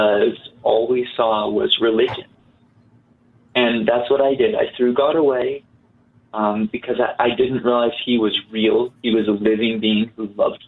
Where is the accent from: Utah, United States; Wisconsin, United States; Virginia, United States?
Utah, United States; I grew up in Utah and in the most religious county in the state.